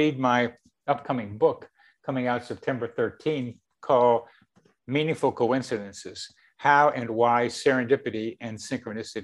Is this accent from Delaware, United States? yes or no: yes; Wilmington, Delaware, United States; As a teenager in Wilmington, Delaware